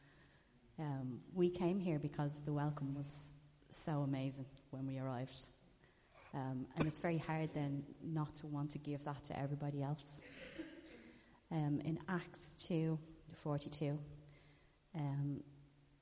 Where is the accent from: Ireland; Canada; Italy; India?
Ireland; We're Irish